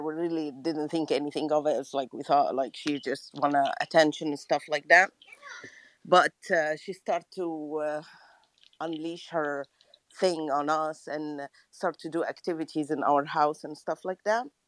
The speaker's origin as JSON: {"language": "English", "country": "Egypt", "second_language": "English", "said": "english is not my first language i'm from egypt"}